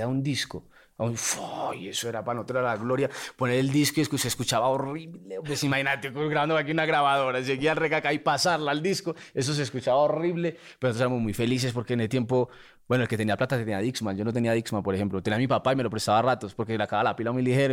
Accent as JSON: {"language": "Spanish", "town": "Medellín", "region": "Antioquia", "country": "Colombia", "tie": "born or raised there", "said": "Yo nací en Medellín y me criaba aquí"}